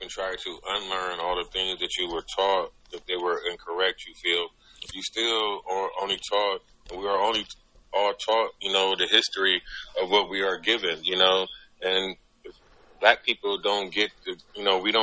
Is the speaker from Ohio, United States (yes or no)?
yes; Cleveland, Ohio, United States; I'm from Cleveland, Ohio